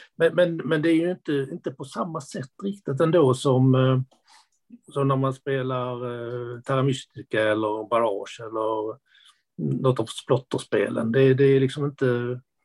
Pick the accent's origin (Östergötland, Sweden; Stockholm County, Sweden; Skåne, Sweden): Skåne, Sweden; accent: Skånska; also born or lived in Lund / Enköping; jag pratar skånska. Ja. Det, det, skånska pratar jag nog för att jag bor i Lund. Jag har bott i Skåne i princip hela mitt liv